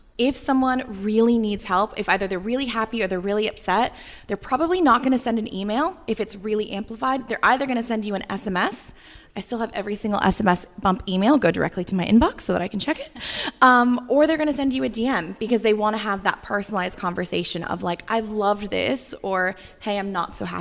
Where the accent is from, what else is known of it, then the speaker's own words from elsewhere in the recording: United States; moved away as an adult; now in Australia; I'm American, but I've lived here since 2009